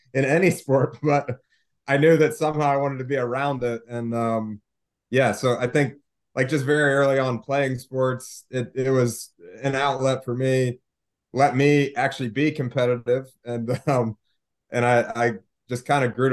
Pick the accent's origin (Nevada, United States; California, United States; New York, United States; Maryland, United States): Maryland, United States; moved away; also born or lived in West Virginia; I grew up in Maryland, so Ravens, Orioles, you know, those are my teams.